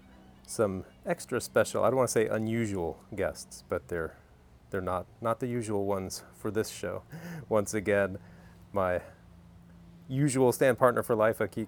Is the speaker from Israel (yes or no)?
no; Lexington, Kentucky, United States; growing up in Kentucky in Lexington